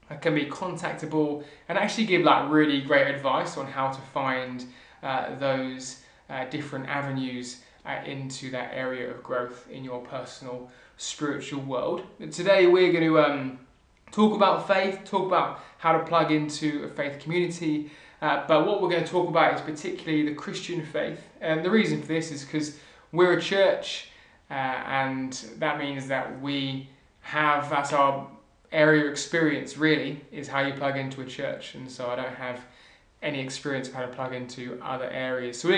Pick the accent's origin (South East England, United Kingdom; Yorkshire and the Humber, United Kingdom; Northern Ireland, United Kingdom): South East England, United Kingdom; Southampton; I'm from Southampton